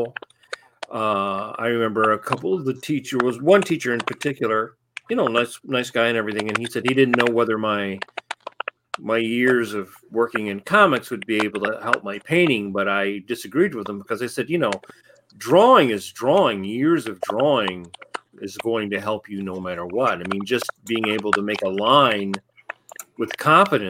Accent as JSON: {"language": "English", "town": "Ann Arbor", "region": "Michigan", "country": "United States", "tie": "born or raised there", "also_born_or_lived": "Detroit, Michigan", "said": "before we moved to Ann Arbor from Detroit"}